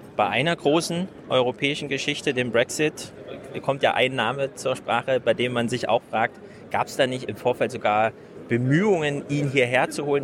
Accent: Frankfurt, Hesse, Germany; als Frankfurter

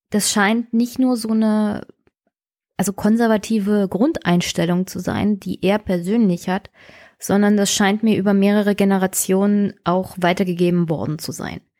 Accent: East Germany, Germany; ich war mein ganzes Leben lang in Ostdeutschland und werde hier noch als Wossi bezeichnet und als Wessi

